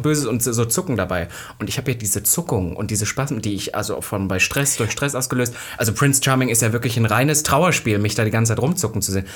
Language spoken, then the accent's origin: German; Halle, Saxony-Anhalt, Germany; bei uns in Halle, wo ich aufgewachsen bin